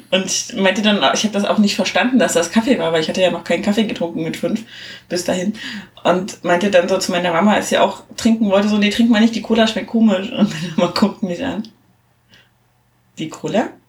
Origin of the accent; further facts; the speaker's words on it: East Germany, Germany; also ich komme aus der DDR, no. Ne? Ähm, da gab es halt viel Fassbrause.